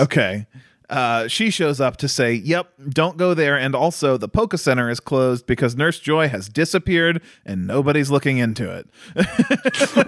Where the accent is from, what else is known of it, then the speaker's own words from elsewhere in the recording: United States; I'm an American, so, uh, even though I have, uh, Norse ancestry